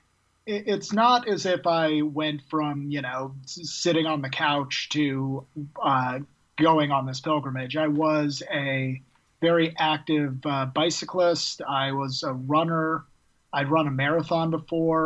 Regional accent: Seattle, Washington, United States; now in Tacoma, United States; Born and raised in Seattle, now live 45 minutes south in a port city called Tacoma

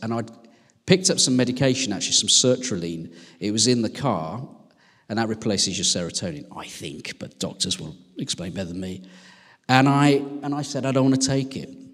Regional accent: West Midlands, United Kingdom; now in Sheffield, United Kingdom; I'm from the West Midlands

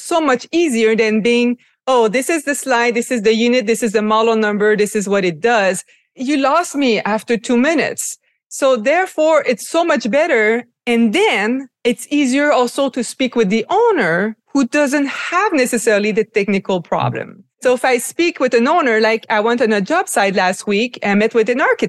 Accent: Quebec City, Quebec, Canada; also born or lived in Montreal; I'm from Quebec, originally from Quebec City, studied in Montreal

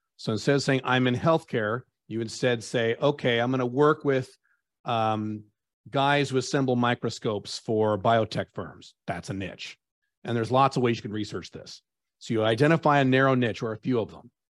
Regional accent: United States; moved away as an adult; now in Dubai, United Arab Emirates; I'm an American by birth, but I have residency of five different countries, and I live in Dubai

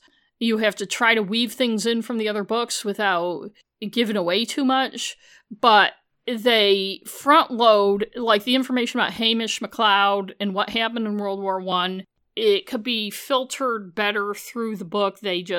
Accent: United States; I'm a British mystery novel fan, so I probably know more than the average American about Britain.

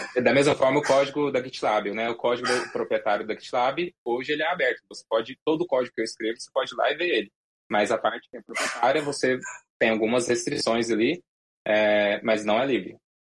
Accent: Goiás, Brazil; em Goiás, eu cresci, cresci em Goiás

